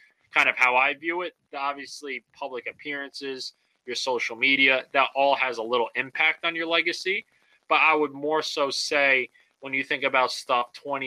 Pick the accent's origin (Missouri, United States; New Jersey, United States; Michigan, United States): New Jersey, United States; born and raised in New Jersey